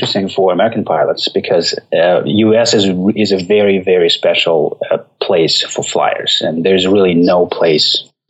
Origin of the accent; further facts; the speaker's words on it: Norilsk, Krasnoyarsk Krai, Russia; moved away as an adult; also born or lived in southern Siberia; now in United States; I was born in Norilsk City, which is behind the Arctic Circle.